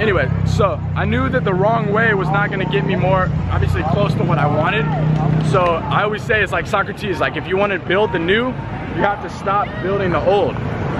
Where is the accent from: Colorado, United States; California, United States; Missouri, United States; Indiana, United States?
Colorado, United States; also born or lived in Atlanta; I'm from Colorado, started, you know, I lived there, I started from Atlanta, moved to Colorado after a while.